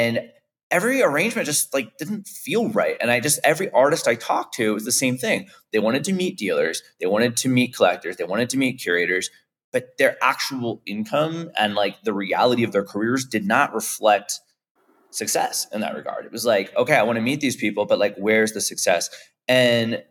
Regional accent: St. Petersburg, Florida, United States; also born or lived in Miami; I grew up in St. Petersburg, Florida.

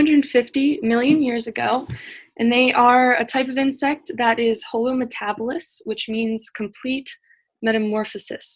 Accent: New York, United States; moved away as an adult; now in Armidale, Australia; I'm from the United States, New York

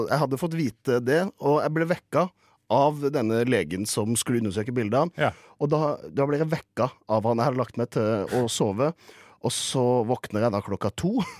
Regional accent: Kristiansand, Agder, Norway; jeg kommer fra Kristiansand

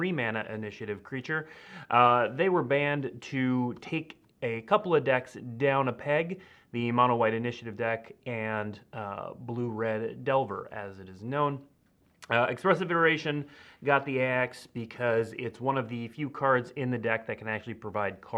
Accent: Minnesota, United States; moved away; my home state of Minnesota

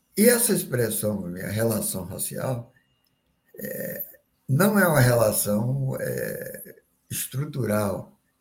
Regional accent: Bahia, Brazil; now in Rio de Janeiro, Brazil; eu sou baiano, morando aqui no Rio

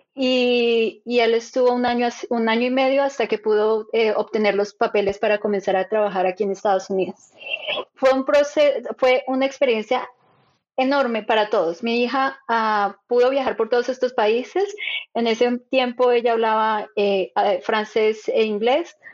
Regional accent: Bogotá, Colombia; moved away as an adult; also born or lived in Switzerland; now in Silicon Valley, United States; yo soy de Colombia, nací en Bogotá y me crié en Bogotá toda mi vida allá hice mis estudios

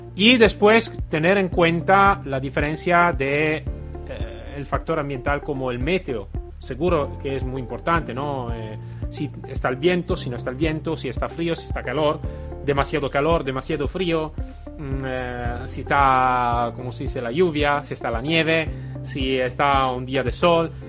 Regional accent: Italy

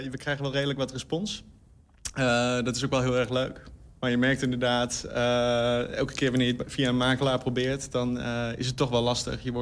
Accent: Hengelo, Overijssel, Netherlands; Ik kom oorspronkelijk uit Hengelo, ja.

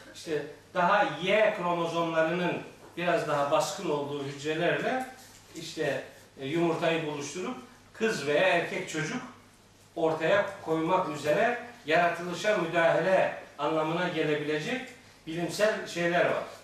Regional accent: Black Sea Region, Turkey; Bizim Karadeniz'de

